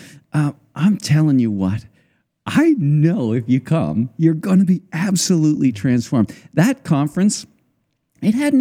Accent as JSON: {"language": "English", "country": "Canada", "said": "I'm from Canada"}